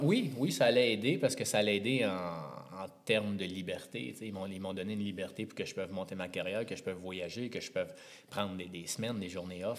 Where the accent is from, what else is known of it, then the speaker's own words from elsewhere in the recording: Montreal, Quebec, Canada; Natif de Montréal, plus précisément